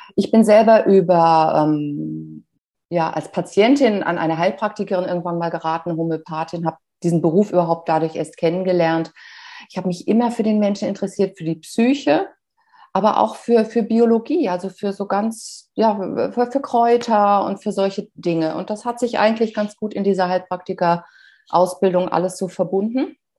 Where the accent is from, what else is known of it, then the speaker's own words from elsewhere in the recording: Bad Kreuznach, Rhineland-Palatinate, Germany; wieder in Bad Kreuz nach meiner Geburtsstadt, gelandet